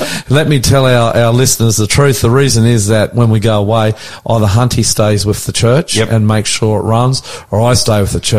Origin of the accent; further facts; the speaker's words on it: Australia; I'm the Aussie pastor.